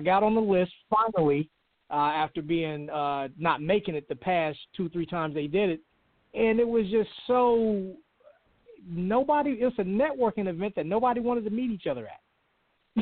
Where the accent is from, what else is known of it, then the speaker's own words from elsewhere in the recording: Charlotte, North Carolina, United States; I'm from Charlotte, born here